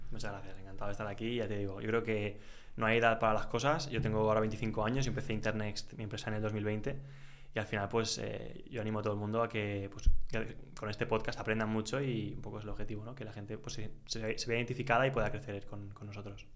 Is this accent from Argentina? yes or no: no; Valencia, Valencian Community, Spain; also born or lived in England / Netherlands; me volví a Valencia, que es de donde yo soy